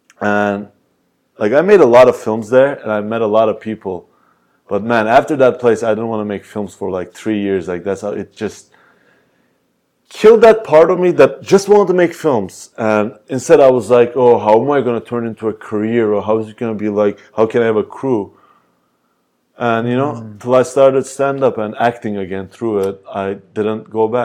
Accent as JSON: {"language": "English", "country": "Turkey", "said": "and I'm from Turkey, like, if I was like some guy, maybe they'd be like, oh, you know what, he's not gonna be good at anything"}